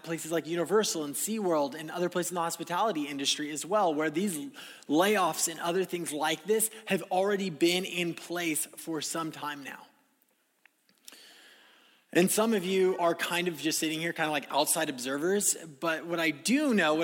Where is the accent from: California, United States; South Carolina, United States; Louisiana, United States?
California, United States; moved away; I was living in California, my hometown